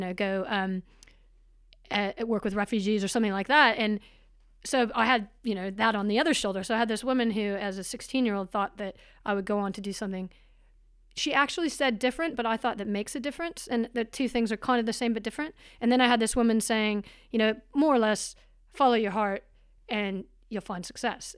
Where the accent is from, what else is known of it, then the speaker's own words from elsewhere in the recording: Portland, Oregon, United States; moved away as an adult; also born or lived in California; now in New Zealand; I was in Portland till I was about eighteen, and then went to California to go to university